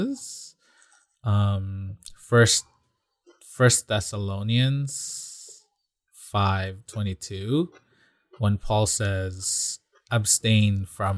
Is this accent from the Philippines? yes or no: yes; Philippines; moved away; I grew up in the Philippines, and there's practically no trick-or-treating there.